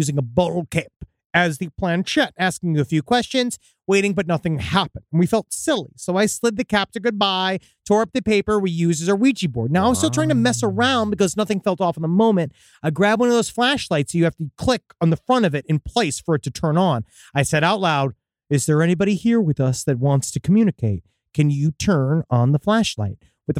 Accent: Oak Island, Nova Scotia, Canada; Now, while growing up in Oak Island, I've always known the legend of six people dying looking for this treasure, which is true.

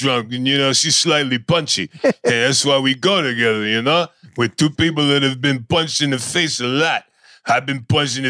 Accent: Philadelphia, Pennsylvania, United States; You know, I'm from South Philly.

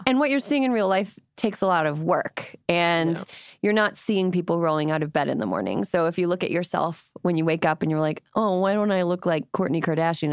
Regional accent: Wisconsin, United States; a fellow Wisconsin native

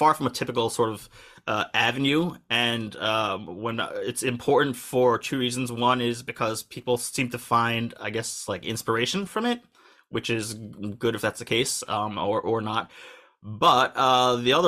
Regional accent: United States; moved away as an adult; also born or lived in New York; now in Tokyo, Japan; I'm, you know, U.S. born and raised, as you can tell by my accent

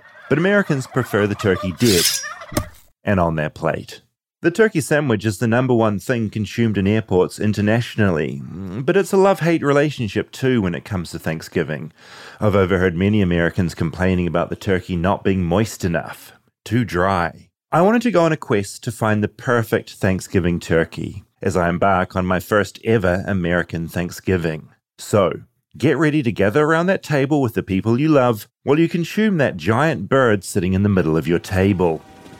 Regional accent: New Zealand; in New Zealand, we don't have this.

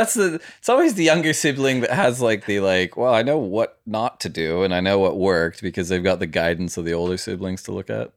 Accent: United States; I grew up in America, my mom's Australian

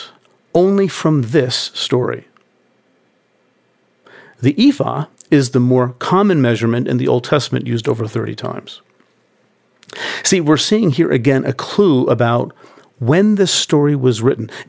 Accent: United States; I'm American

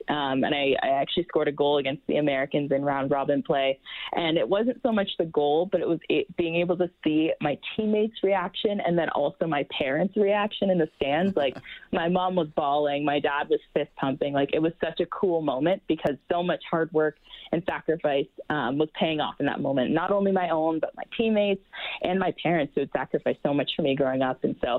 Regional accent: Hamilton, Ontario, Canada; I know in my hometown in Hamilton, I'm working hard.

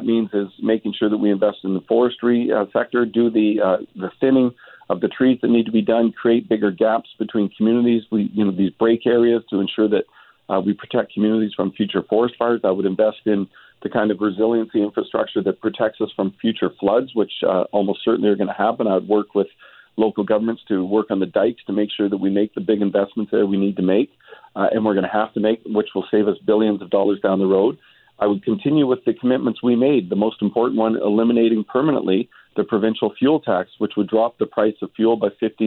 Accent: British Columbia, Canada; British Columbians

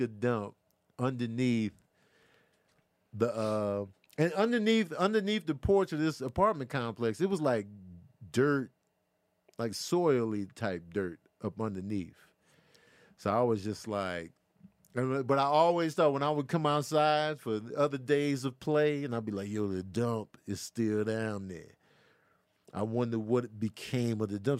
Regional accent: Chicago, Illinois, United States; now in Los Angeles, United States; growing up in Chicago

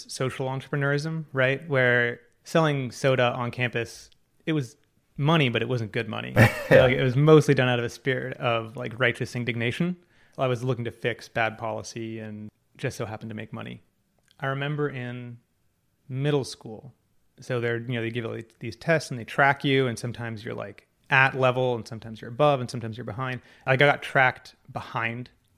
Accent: Laguna Beach, California, United States; I grew up in Laguna Beach

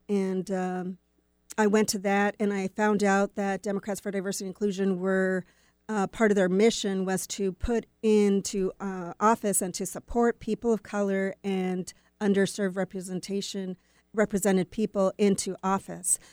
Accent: near Winnipeg, Manitoba, Canada; moved away as an adult; also born or lived in Vancouver, Canada / Willmar, Minnesota; I grew up near Winnipeg

